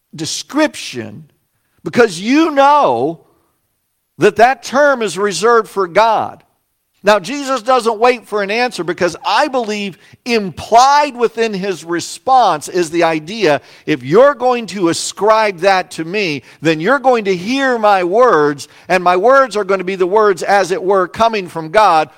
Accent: Salina, Kansas, United States; moved away; also born or lived in Plano, Illinois; my hometown of Salina, Kansas.

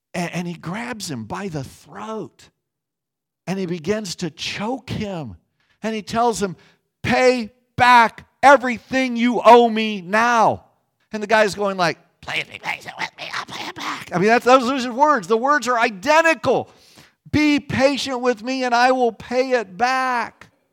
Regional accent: Kansas, United States; Growing up in Kansas as a pastor's kid

